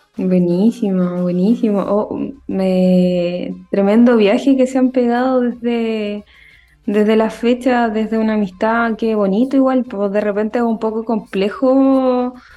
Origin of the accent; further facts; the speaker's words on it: Concepción, Biobío, Chile; yo soy de Concepción